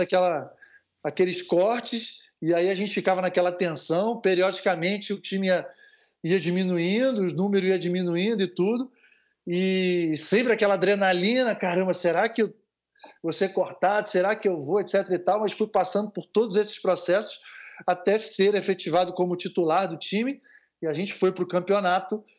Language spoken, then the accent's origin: Portuguese; Rio de Janeiro, Brazil; eu sou de Copacabana, né, Rio de Janeiro, é, sou, sou ali do posto 4, Constante Ramos